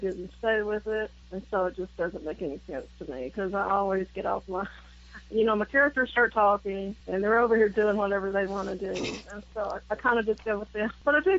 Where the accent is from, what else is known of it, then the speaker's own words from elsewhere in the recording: Tennessee, United States; I was born in Tennessee, and I'm still here.